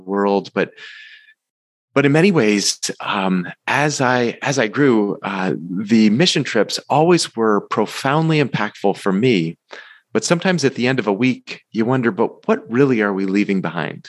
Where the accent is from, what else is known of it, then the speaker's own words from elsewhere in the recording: Massachusetts, United States; my roots growing up in Massachusetts